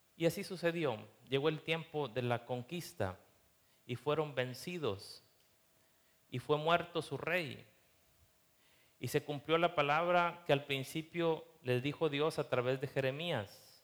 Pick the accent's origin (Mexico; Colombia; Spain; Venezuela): Mexico; nosotros como mexicanos